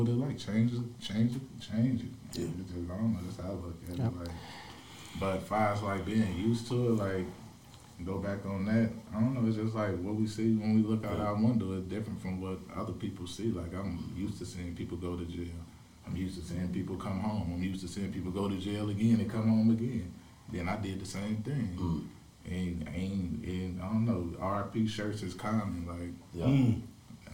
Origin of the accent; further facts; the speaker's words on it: the South, United States; moved away; I'm from the South